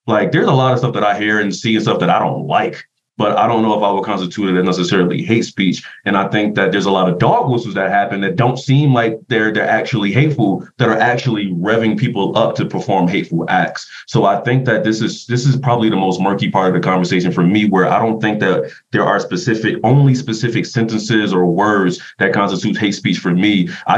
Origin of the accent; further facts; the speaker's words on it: East Coast, United States; One, because I'm from the East Coast.